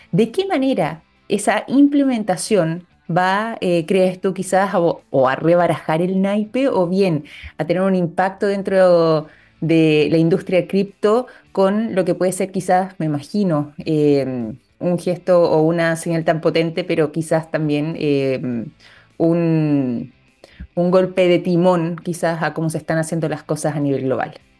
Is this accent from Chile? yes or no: yes; Chile; nosotros como chilenos